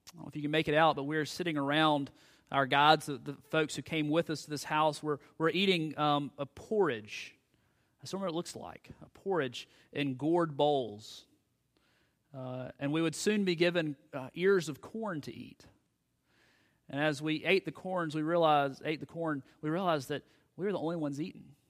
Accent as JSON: {"language": "English", "country": "United States", "said": "us as American Christians"}